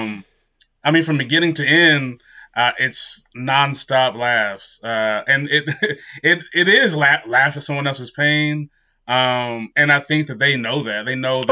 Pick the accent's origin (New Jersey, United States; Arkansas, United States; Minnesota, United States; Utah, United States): Utah, United States; I grew up in Utah